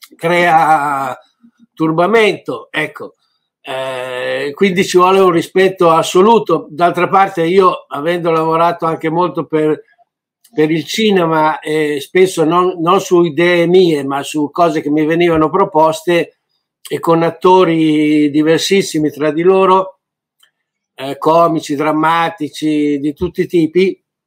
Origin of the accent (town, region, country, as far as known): Italy